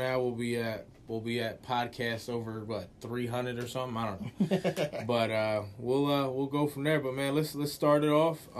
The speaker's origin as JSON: {"language": "English", "region": "New Jersey", "country": "United States", "tie": "born or raised there", "said": "Born and raised South Jersey"}